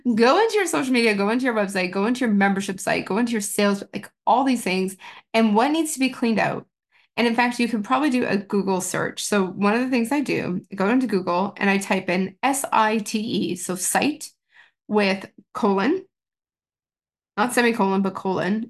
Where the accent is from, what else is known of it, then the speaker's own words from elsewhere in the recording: Canada; being in Canada and being Canadian